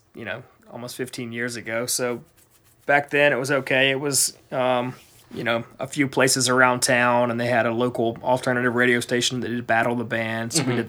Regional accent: Columbia, South Carolina, United States; also born or lived in Atlanta, Georgia; Well, yeah, I grew up in Columbia and went to the University of South Carolina, which is where that drive band was. Then I moved to Atlanta for 5 years.

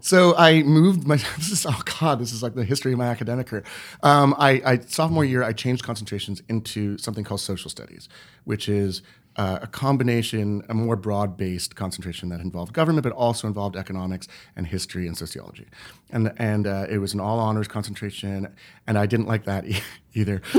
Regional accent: Montreal, Quebec, Canada; now in New York, United States; I grew up in the English-speaking minority of Montreal

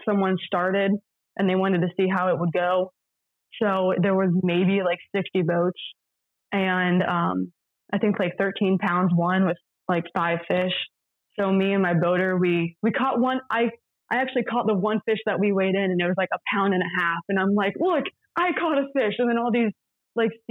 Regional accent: Florida, United States; moved away; I'm a freshman. I'm from Florida.

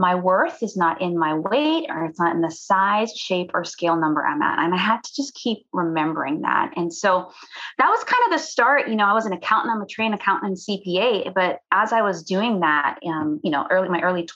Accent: Cayman Islands; I'm from the Cayman Islands.

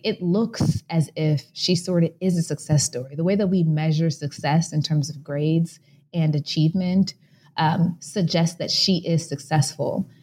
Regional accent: Chicago, Illinois, United States; I was born and raised in Chicago, Illinois

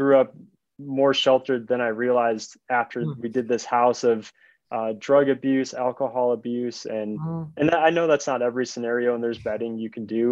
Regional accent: Chicago, Illinois, United States; now in Colorado, United States; I grew up in Chicago and always dreamed of moving to Colorado, which is where I live now.

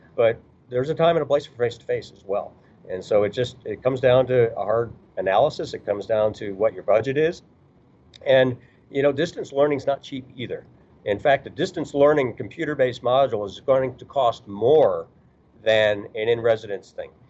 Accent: Chicago, Illinois, United States; moved away; also born or lived in rural Kentucky / Indianapolis / Kansas City / Wichita; I grew up in Chicago

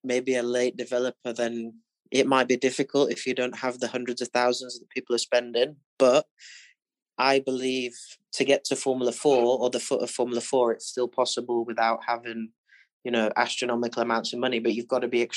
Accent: Barnsley, Yorkshire and the Humber, United Kingdom; I grew up in Barnsley

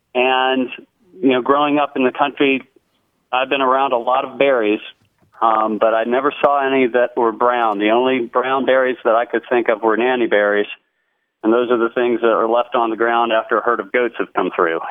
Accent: Lynchburg, Virginia, United States; I'm calling from Lynchburg, Virginia

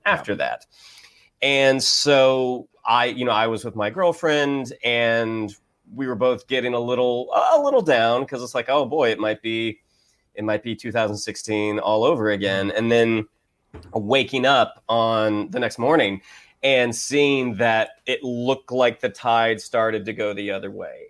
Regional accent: Orlando, Florida, United States; I grew up in Orlando, which is a bit more red

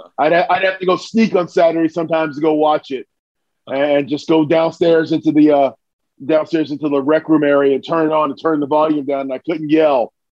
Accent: New Jersey, United States; moved away as an adult; also born or lived in New York; Where I grew up in New Jersey

